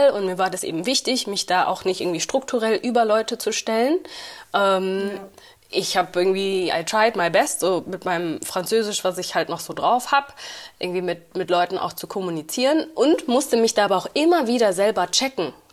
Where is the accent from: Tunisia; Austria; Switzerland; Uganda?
Uganda; also born or lived in Rwanda; now in Berlin, Germany; ich komme aus Ruanda und ich komme aus Uganda. So, ich bin